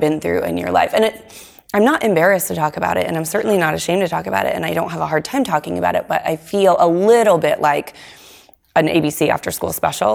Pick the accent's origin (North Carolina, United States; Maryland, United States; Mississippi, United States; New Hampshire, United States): New Hampshire, United States; Nashua; I grew up in Nashua